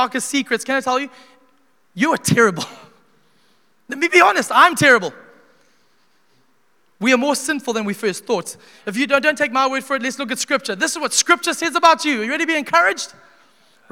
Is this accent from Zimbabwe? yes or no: yes; Zimbabwe; I grew up in Zimbabwe, learning every book in the Bible